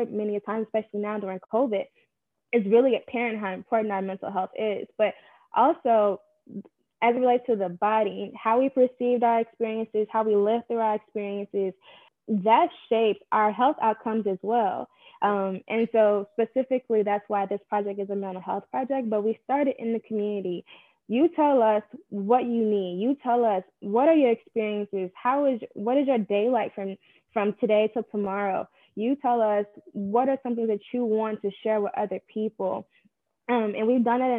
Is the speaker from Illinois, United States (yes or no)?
yes; Chicago, Illinois, United States; I'm also born and raised in Chicago on the South Side too.